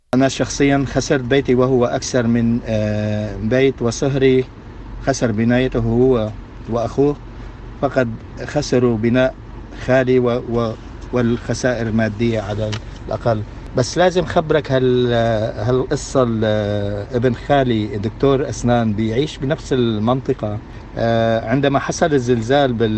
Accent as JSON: {"language": "Arabic", "town": "Latakia", "region": "Latakia Governorate", "country": "Syria", "moved": "yes", "said": "عندنا بسوريا"}